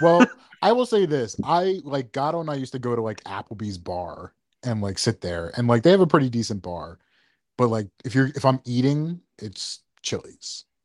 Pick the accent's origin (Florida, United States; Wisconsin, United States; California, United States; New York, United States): New York, United States; we're from New York